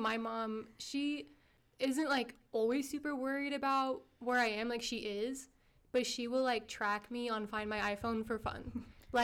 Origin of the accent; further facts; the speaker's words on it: Canada; I am not from the U.S., but I'm from Canada, so kind of just similar lifestyle growing up in North America. But my parents, our ethnicity is Armenian